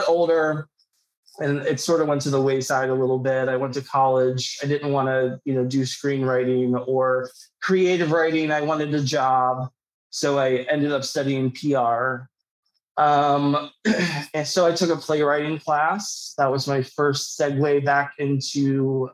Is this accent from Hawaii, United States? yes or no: no; Pittsburgh, Pennsylvania, United States; also born or lived in New York City / Los Angeles; I'm from Pittsburgh originally.